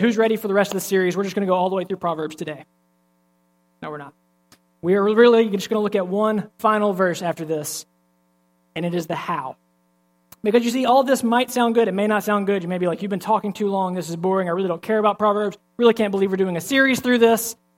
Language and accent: English; Alabama, United States; I'm from Alabama